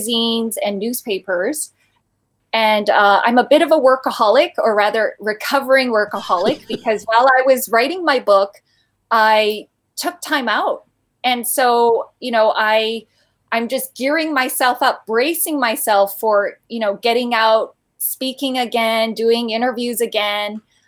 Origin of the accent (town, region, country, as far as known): Vancouver, British Columbia, Canada; born or raised there; moved away as an adult; also born or lived in Busan, South Korea; now in China